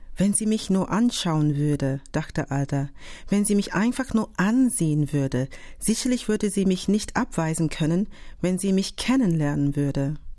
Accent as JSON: {"language": "German", "region": "London", "country": "United Kingdom", "tie": "born or raised there", "second_language": "German", "moved": "as an adult", "lives_now": "Berlin, Germany", "said": "ich bin in Großbritannien ja, geboren, aufgewachsen"}